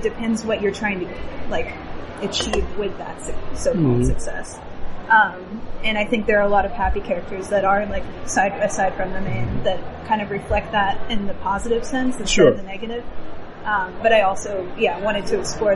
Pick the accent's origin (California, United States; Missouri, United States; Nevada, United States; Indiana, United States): Missouri, United States; Kansas City; now in Brooklyn, United States; I'm from Kansas City, Missouri, originally.